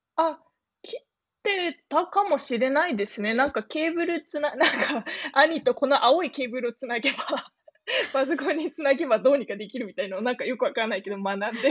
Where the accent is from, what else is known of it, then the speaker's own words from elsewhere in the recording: Kanagawa, Japan; moved away as an adult; also born or lived in Kaohsiung, Taiwan / United States; now in Munich, Germany; 神奈川県出身で、えー、まあ、台湾生まれなんですけど、日本で育って、で、今、ミュンヘンで、えー、フルスタックディベロッパーをやっています